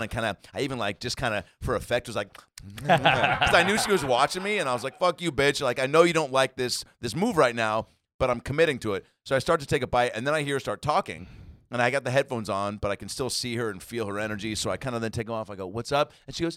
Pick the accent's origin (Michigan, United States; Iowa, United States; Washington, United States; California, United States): Washington, United States; Lake Forest Park; I grew up in Lake Forest Park, Washington